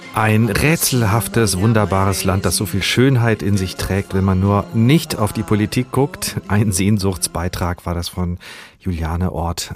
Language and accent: German; Germany; bei uns in Deutschland